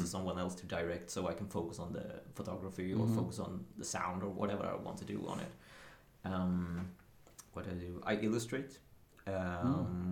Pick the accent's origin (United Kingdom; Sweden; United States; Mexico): Sweden; Karlskrona, Blekinge; moved away; down in Karlskrona, Blekinge, where I'm from originally